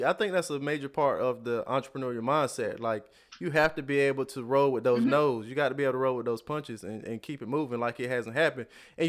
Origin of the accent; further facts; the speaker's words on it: the South, United States; and I'm from the South, like I said before. So, and I've never even been to California